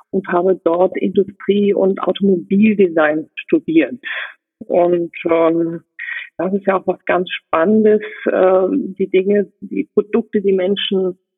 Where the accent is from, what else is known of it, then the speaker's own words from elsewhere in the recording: Rhineland, Germany; born there; moved away; Gebürtig bin ich aus dem Rheinland, bin da aber sehr schnell äh, weggezogen, nicht weil es was Schönes, sondern weil es mich in die Welt gezogen hat